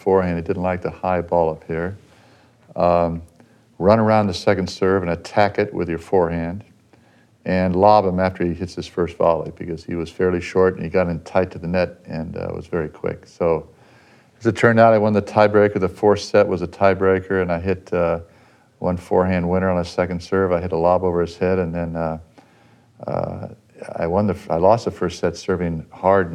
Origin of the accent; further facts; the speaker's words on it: Pasadena, California, United States; I grew up in Pasadena.